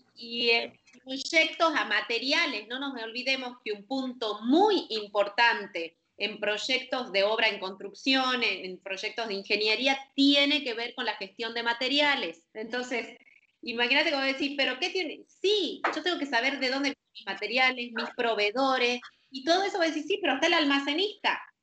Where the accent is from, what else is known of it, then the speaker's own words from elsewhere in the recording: Argentina; now in Panama; Nací en Argentina, ahora estoy en Panamá